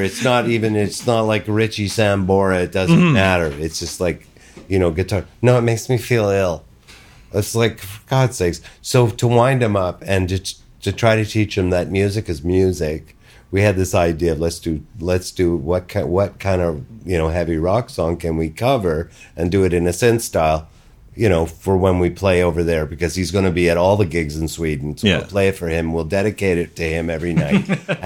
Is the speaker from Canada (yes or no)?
yes; Canada; also born or lived in Montreal; as a Canadian